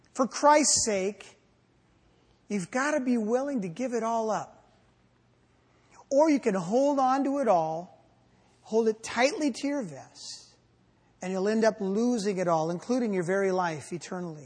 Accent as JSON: {"language": "English", "country": "United States", "said": "I'm an American."}